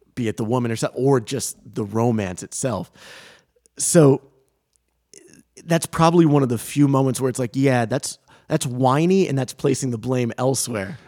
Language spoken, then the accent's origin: English; Coventry, Rhode Island, United States; we live in Rhode Island, I grew up in Rhode Island.